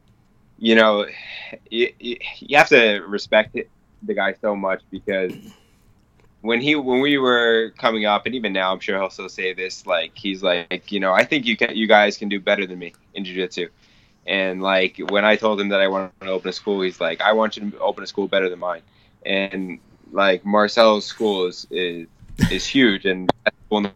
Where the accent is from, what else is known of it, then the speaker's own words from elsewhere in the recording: Long Island, New York, United States; I'm going to be opening a school out in my hometown in Long Island